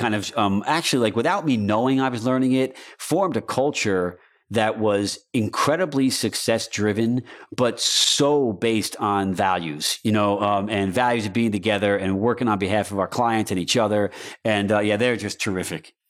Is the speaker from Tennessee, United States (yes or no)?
no; Newburgh, New York, United States; moved away; I grew up in New York, in a small town called Newburgh in Poughkeepsie, New York, in the Hudson Valley